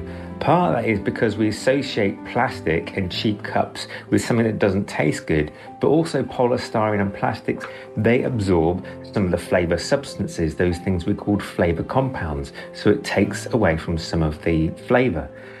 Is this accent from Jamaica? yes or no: no; United Kingdom; I'm from the UK and I am a science writer. I'm a former medical doctor